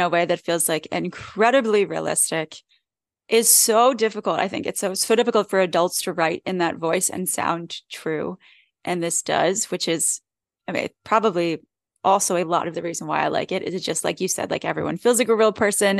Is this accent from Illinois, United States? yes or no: no; Philadelphia, Pennsylvania, United States; accent: Philly; sound like I'm from Philly